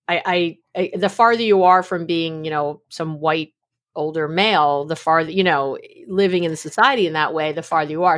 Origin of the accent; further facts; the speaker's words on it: New York City, New York, United States; also born or lived in San Francisco Bay Area, California; now in East Bay, United States; I was born in New York City. Uh, I'm a New York City girl. I'm a New Yorker, but I live here in the Bay Area